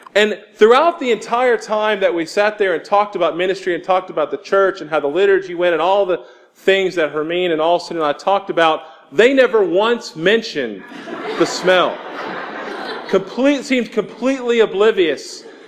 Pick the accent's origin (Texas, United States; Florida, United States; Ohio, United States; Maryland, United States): Texas, United States; Houston; moved away as an adult; now in Jackson, United States; I'm from Houston, Texas